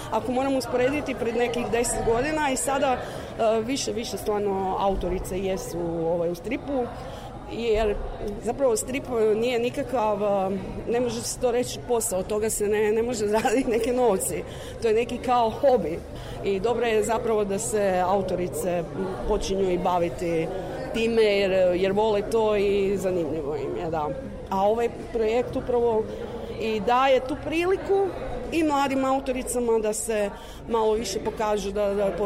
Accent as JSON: {"language": "Croatian", "country": "Croatia", "said": "mi isto iz Hrvatske smo poslali mlade cure koje su studentice"}